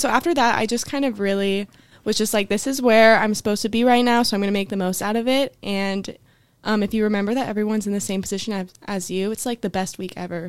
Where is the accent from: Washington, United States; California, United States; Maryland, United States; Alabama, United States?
California, United States; Fresno; I'm from Fresno, California